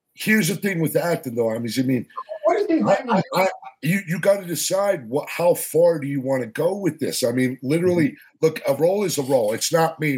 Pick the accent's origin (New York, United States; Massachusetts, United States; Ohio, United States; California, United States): Massachusetts, United States; Boston; Boston, Massachusetts, the home of …